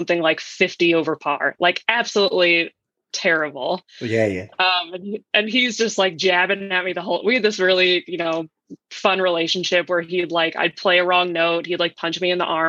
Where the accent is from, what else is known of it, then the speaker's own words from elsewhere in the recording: Philadelphia, Pennsylvania, United States; I'm from Philadelphia, Pennsylvania originally